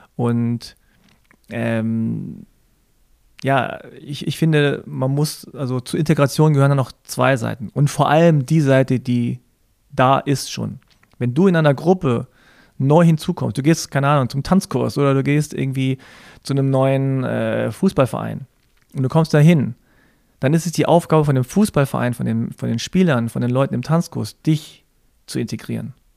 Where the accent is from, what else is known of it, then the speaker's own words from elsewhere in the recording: Germany; Ich bin in Deutschland geboren und hier aufgewachsen, aber ich war immer Ausländer.